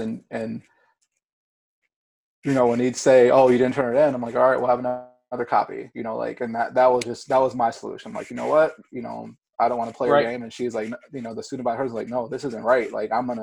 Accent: Ypsilanti, Michigan, United States; also born or lived in Grand Rapids, Michigan; Ypsilanti, which is my hometown.

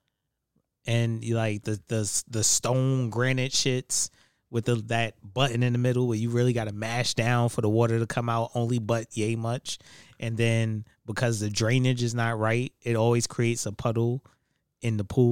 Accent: Western New York, United States; now in Bronx, United States

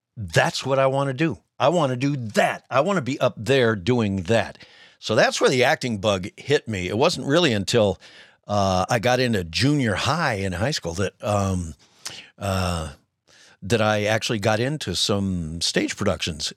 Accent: Cleveland, Ohio, United States; also born or lived in Denver, Colorado; I grew up in Cleveland, Ohio

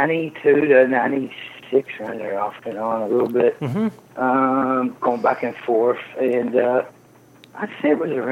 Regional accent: Kentucky, United States; moved away; also born or lived in Amsterdam / Canada; I grew up in Kentucky.

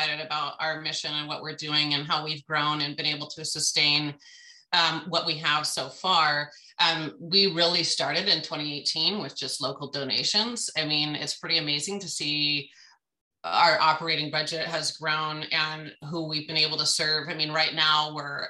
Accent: Western Washington, United States; moved away as an adult; now in Prairie City, United States; I'm actually from Western Washington.

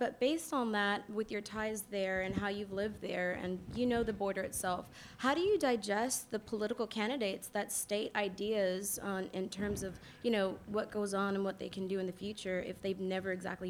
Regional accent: Weslaco, Texas, United States; I'm actually from Weslaco, Texas, so we're basically neighbors.

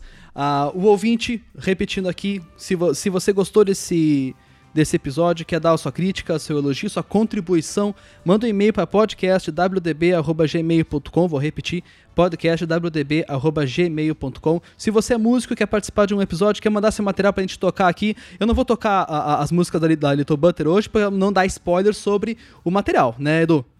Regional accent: Caxias do Sul, Rio Grande do Sul, Brazil; Caxias, minha terra natal.

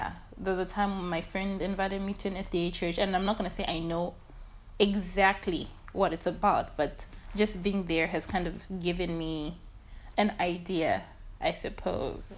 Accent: Lusaka, Lusaka Province, Zambia; also born or lived in Chinyama village, Lufwanyama District; I am from the outskirts of Lusaka

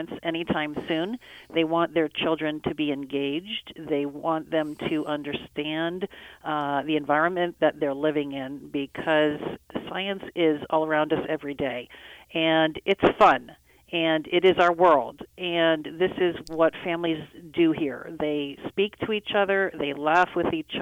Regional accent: Pennsylvania, United States; now in Virginia, United States; I grew up in Pennsylvania

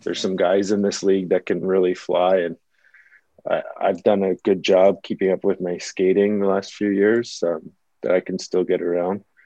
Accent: Toronto, Ontario, Canada; also born or lived in California; that's obviously basically my hometown.

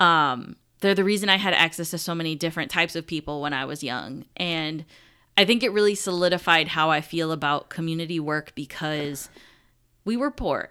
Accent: Buffalo, New York, United States; I am actually the only person in my immediate family that is, like, from Buffalo, born in Buffalo

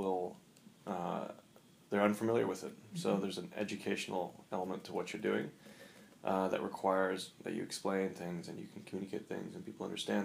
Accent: South Africa; moved away; I grew up in South Africa, and that's a very strange place.

